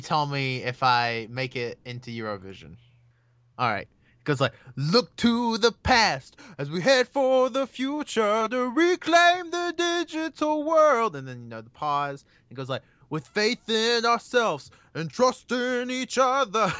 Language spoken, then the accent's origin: English; United States; I'm American